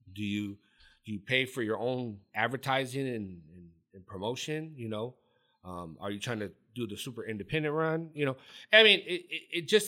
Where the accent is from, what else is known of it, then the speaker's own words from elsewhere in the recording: California, United States; And you got to remember, I was from I'm from Orange County.